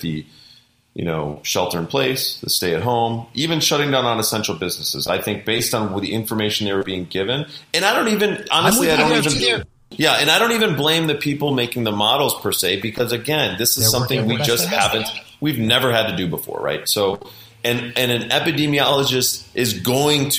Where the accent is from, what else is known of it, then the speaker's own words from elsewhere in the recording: Wisconsin, United States; now in Beverly Hills, United States; I'm from Wisconsin originally